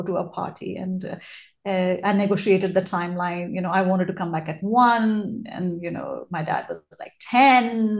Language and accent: English; India; moved away as an adult; also born or lived in Australia / United States; now in Singapore; I was born and brought up in India, but then I have lived and worked in Australia, which is below the equator, and in the US, which is above the equator. And now I am at the equator in Singapore.